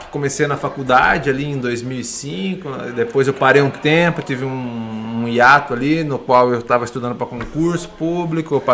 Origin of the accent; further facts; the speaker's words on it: Botucatu, São Paulo, Brazil; moved away; also born or lived in Santos / Londrina; Eu sou de Botucatu, eu sou nascido em Santos, mas fui criado em Botucatu, é interior de São Paulo.